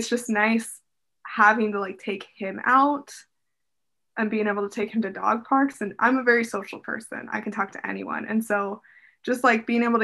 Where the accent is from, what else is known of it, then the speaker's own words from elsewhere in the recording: Las Vegas, Nevada, United States; moved away as an adult; now in Seattle, United States; I grew up in Vegas.